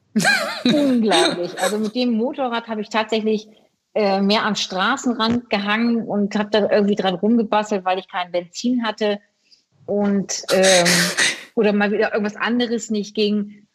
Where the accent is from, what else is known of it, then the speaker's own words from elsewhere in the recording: Bremen, Germany; ich bin ja in Bremen geboren